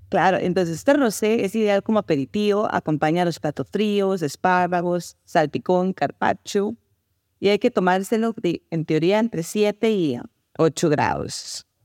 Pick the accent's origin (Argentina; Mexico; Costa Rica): Costa Rica; soy de Costa Rica